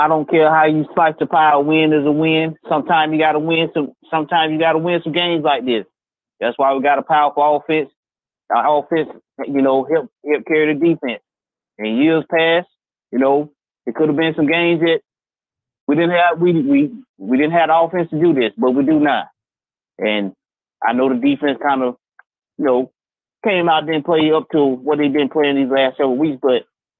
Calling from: North Carolina, United States; from North Carolina, Kyle.

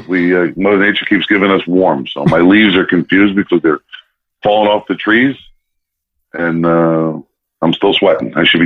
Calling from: New Jersey, United States; I am calling in from New Jersey, the northern part of the country

